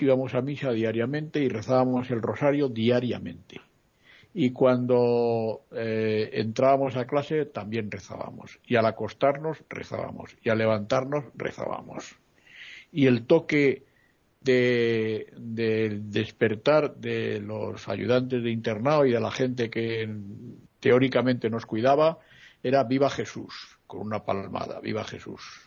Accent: Madrid, Community of Madrid, Spain; moved away as an adult; Yo soy de Madrid y estuve 11 años fuera de mi pueblo.

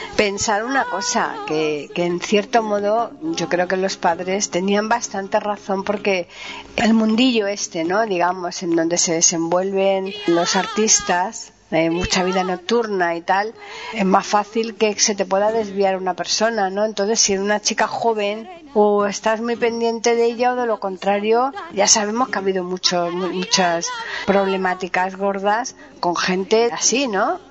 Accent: Seville, Andalusia, Spain; mi tierra

